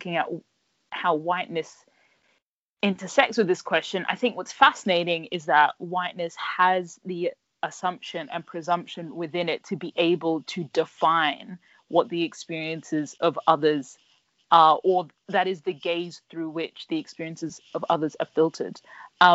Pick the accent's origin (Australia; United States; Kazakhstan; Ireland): Australia; Brisbane, Queensland; moved away as an adult; now in United Kingdom; my hometown of Brisbane